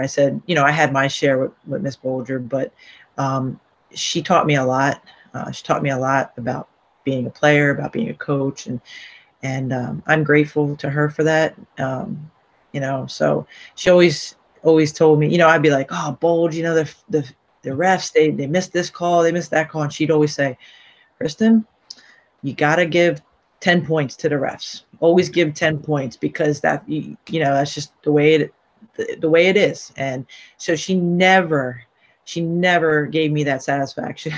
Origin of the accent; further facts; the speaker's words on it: Barrington, New Jersey, United States; also born or lived in Baltimore, Maryland / Voorhees, New Jersey; I lived in um, Barrington first, um, so I went to you know Woodland Middle School